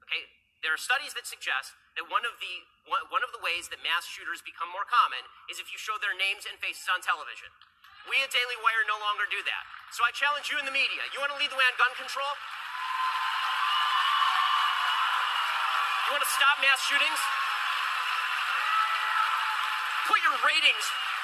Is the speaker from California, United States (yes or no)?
yes; Los Angeles, California, United States; I'm from Hollywood